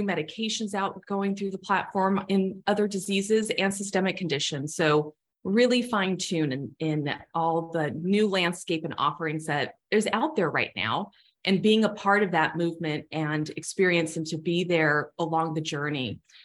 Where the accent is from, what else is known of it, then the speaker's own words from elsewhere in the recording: Southern California, United States; also born or lived in Chicago; I'm born and raised in Southern California